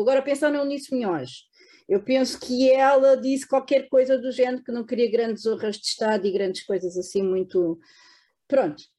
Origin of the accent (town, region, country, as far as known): Bucelas, Lisbon, Portugal; born or raised there